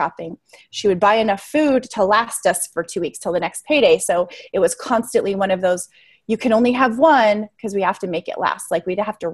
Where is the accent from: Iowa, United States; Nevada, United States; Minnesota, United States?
Nevada, United States; Las Vegas; I grew up in Las Vegas, and perfect place to grow up with a compulsive gambler as a dad, not